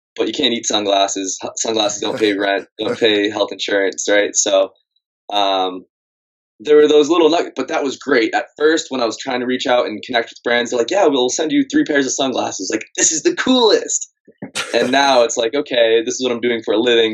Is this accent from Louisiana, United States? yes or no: no; Massachusetts, United States; moved away as an adult; I grew up in Massachusetts